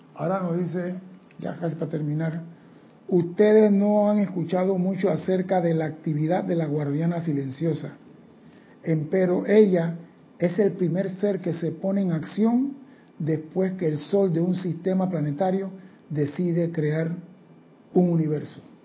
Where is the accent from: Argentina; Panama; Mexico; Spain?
Panama